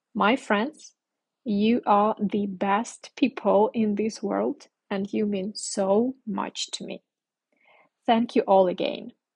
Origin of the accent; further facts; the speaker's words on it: Ukraine; English is a second language; moved away; I'm from Ukraine and at this moment I'm in the north of my country. My parents live very, very close to the border